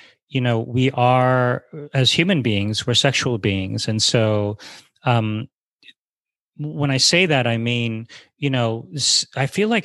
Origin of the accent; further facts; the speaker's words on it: New York City, New York, United States; also born or lived in Japan / Thailand; coming out of my mom's womb with severely crooked legs. She was a nurse. This was in New York City.